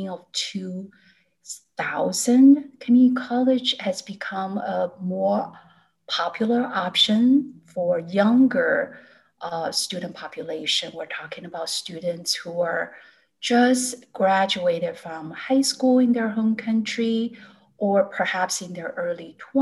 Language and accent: English; Taiwan; moved away as an adult; now in United States; I was born and raised in Taiwan. I actually came to the States to pursue my graduate studies as an international student.